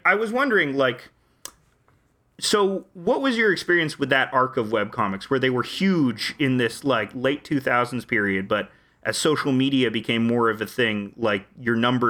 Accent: Canada; I'm Canadian, so, you know, I'm coming from my weird Commonwealth country

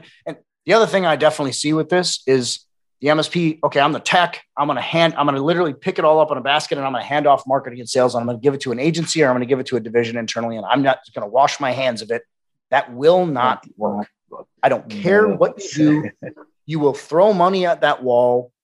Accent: Wisconsin, United States; now in Austin, United States; I'm also from the Midwest. I'm a Wisconsin boy.

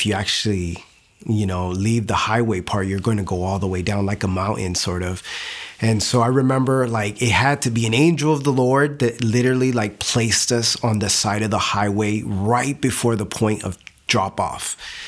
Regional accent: Nuremberg, Bavaria, Germany; born there; I was born in Nuremberg, Germany, and my parents were actually from Puerto Rico

